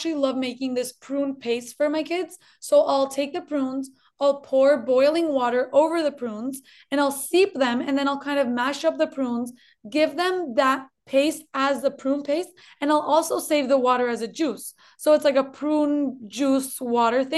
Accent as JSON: {"language": "English", "country": "Colombia", "tie": "born or raised there", "moved": "yes", "lives_now": "United States", "said": "I'm originally from Colombia, actually. I was born in Colombia. That's why maybe you'll hear a little twinge of an accent"}